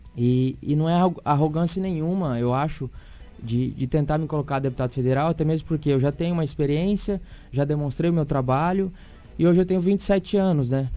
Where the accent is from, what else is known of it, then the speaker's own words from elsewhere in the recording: Sinop, Mato Grosso, Brazil; nasci em Sinop